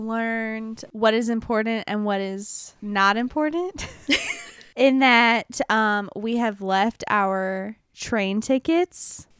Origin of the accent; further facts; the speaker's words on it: the South, United States; accent: southern; We're stupid Americans. I'm sorry. Like, listen to my southern accent.